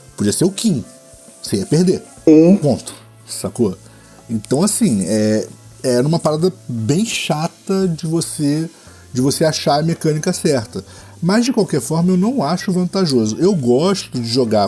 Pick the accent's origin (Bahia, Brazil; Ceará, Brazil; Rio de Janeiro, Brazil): Rio de Janeiro, Brazil; eu sou carioca